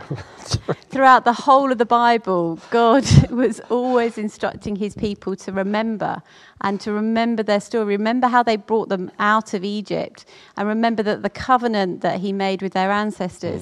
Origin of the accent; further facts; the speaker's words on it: Orpington, London, United Kingdom; I was brought up in Orpington with, uh, my mum, my dad, my sisters